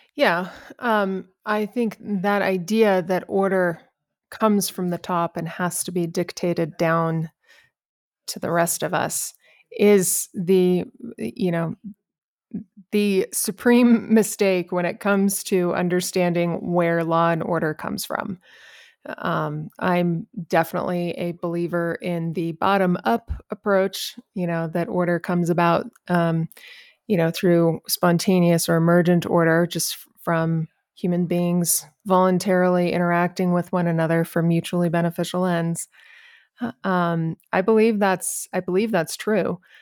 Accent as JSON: {"language": "English", "region": "New Mexico", "country": "United States", "tie": "born or raised there", "said": "I'm actually born and raised in New Mexico."}